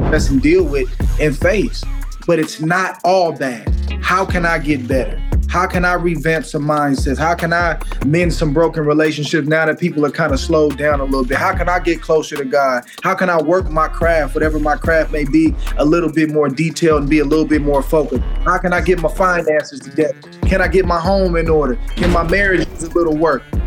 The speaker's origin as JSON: {"language": "English", "region": "California", "country": "United States", "said": "I'm from California"}